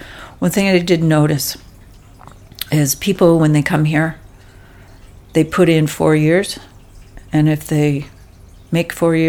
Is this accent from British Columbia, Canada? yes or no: no; Toronto, Ontario, Canada; moved away; also born or lived in Bulkley Valley, Canada; growing up in Toronto, we had a farm in the Niagara Peninsula.